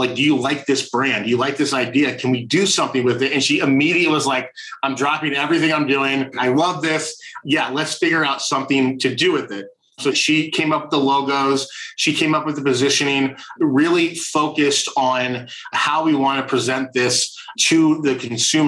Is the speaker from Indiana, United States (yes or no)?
yes; Indiana, United States; now in Orange County, United States; I'm originally from Indiana